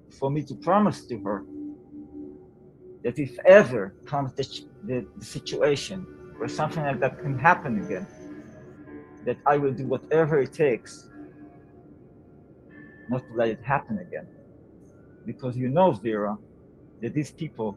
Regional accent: Israel; moved away as an adult; now in Portugal; I'm a songwriter, Israeli-Hungarian. I grew up in Israel, and now I'm living in Portugal

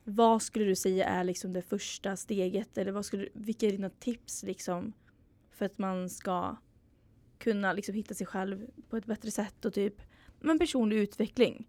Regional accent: Mariestad, Västra Götaland, Sweden; moved away; hemma i Mariestad

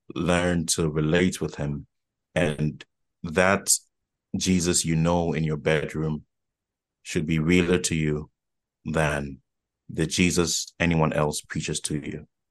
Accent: Accra, Greater Accra, Ghana; was born and raised in Accra, Ghana.

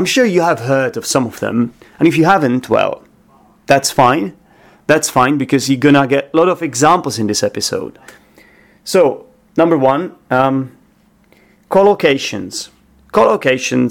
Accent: Czechia; now in London, United Kingdom

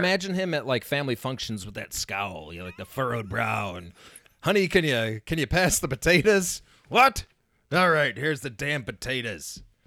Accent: Indiana, United States; I grew up in Indiana.

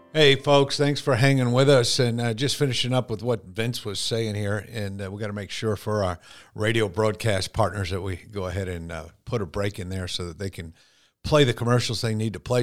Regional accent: Connecticut, United States; I was born and raised in Connecticut

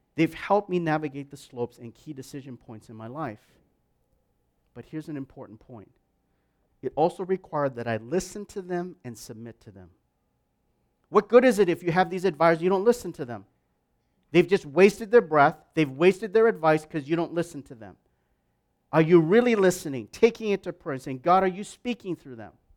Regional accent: Wisconsin, United States; moved away as an adult; also born or lived in Minneapolis; now in Vancouver; I grew up as an Asian in an all-white town in Wisconsin. Literally for eighteen years

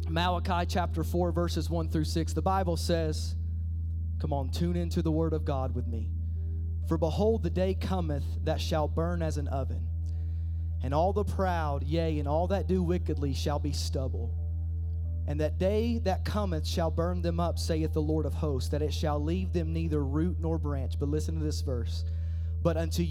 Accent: Eastern Kentucky, United States; I'm just a hillbilly from Eastern Kentucky

